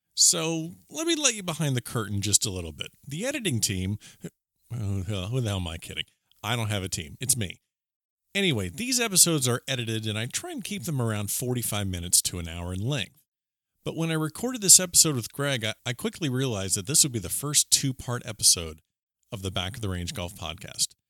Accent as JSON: {"language": "English", "region": "Florida", "country": "United States", "tie": "born or raised there", "said": "I'm a native Floridian too"}